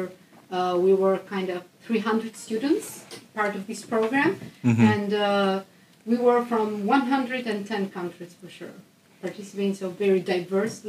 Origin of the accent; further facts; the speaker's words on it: Albania; moved away as an adult; now in Netherlands; I'm from Albania, a small country in the Balkans, but very nice. And I've been living in the Netherlands now for like 1 year and a half